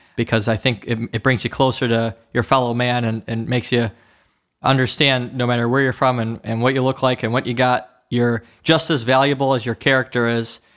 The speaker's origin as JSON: {"language": "English", "town": "Oak Park", "region": "Michigan", "country": "United States", "tie": "born or raised there", "also_born_or_lived": "Detroit, Michigan", "said": "I was born in Sinai Hospital in Detroit, Michigan, and I was raised, you know, around the, um, Oak Park area, around that area. It's a suburb of Detroit"}